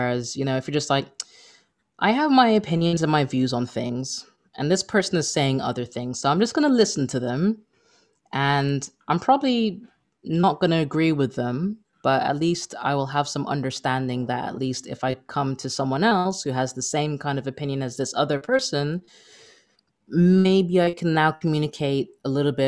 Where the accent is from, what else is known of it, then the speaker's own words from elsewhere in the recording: United Kingdom; because when I go over there, like, like being British, I'll be like, oh, that's terrific.